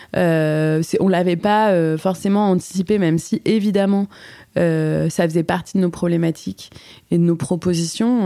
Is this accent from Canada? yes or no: no; Paris, Île-de-France, France; On avait fait un spectacle au théâtre Mouffetard, parce que donc, je suis parisienne